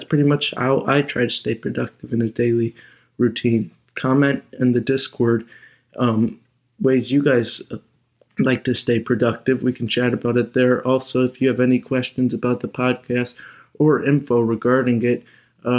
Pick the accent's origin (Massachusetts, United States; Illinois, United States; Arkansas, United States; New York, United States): Illinois, United States; Chicago; I'm from Chicago